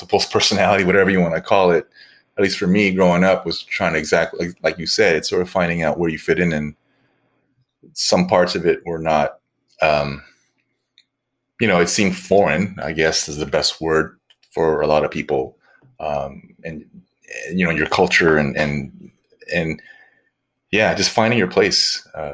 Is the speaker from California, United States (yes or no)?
yes; Baldwin Park, California, United States; also born or lived in Cebu, Philippines / Hollywood, California; now in Los Angeles, United States; Baldwin Park is the town that I grew up